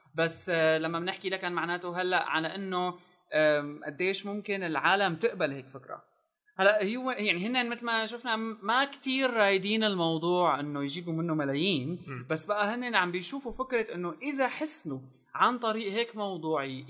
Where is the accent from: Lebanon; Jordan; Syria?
Syria; نحن عندنا بسوريا